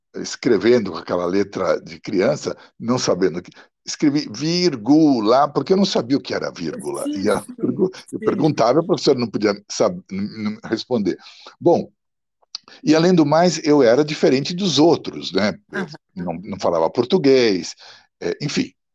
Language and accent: Portuguese; São Paulo, Brazil; first language Italian; Portuguese is a second language; also born or lived in Milan, Italy; Quando eu cheguei aqui, cinco, seis anos por aí, meus pais me colocaram num colégio